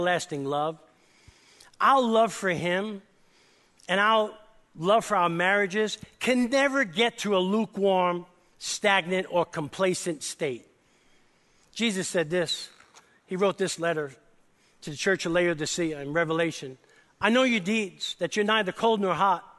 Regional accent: New York City, New York, United States; accent: New York; moved away; I grew up in East Harlem, New York City, with a crazy Italian family

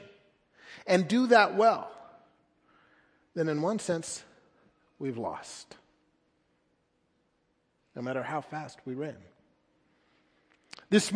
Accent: United States

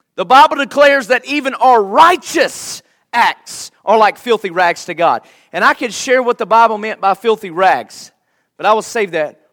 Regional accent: United States; Before I am an American, I am a Christian

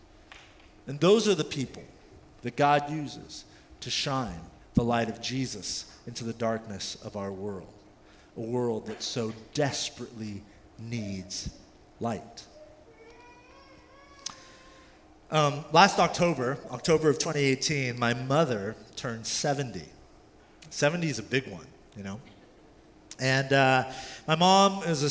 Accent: California, United States; also born or lived in South Korea; I was born in South Korea at the time. My mother packed our bag. She had about $40 cash in her wallet. Her sister, who lived in California, paid for a ticket for her and I, and we moved to California when I was about 4

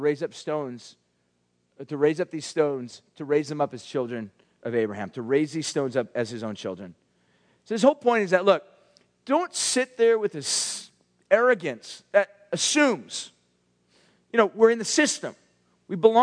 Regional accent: Huntington Beach, California, United States; I grew up in Huntington Beach and went to a school called Ocean View High School.

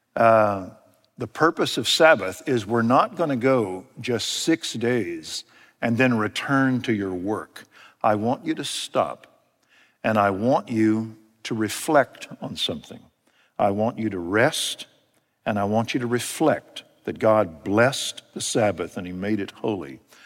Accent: United States

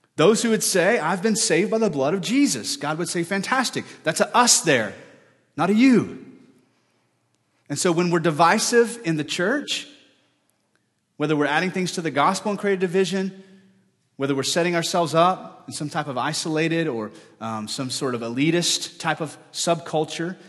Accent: United States; our reputations on earth as American people

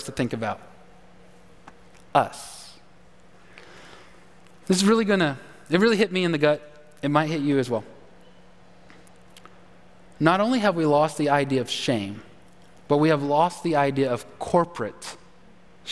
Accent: Texas, United States; moved away; I'm a Longhorn. I'm a Texan

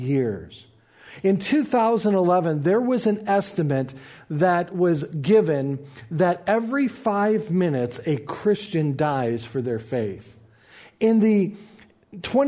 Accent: United States; as American believers

